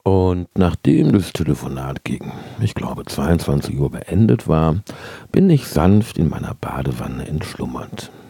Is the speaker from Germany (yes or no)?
yes; Cologne, North Rhine-Westphalia, Germany; born there; now in Bergisch Gladbach, Germany; Ich bin im Jahr 1966 in Köln-Galk geboren und im Sommer letzten Jahres, also im Sommer 2017, in Lückerath angelandet.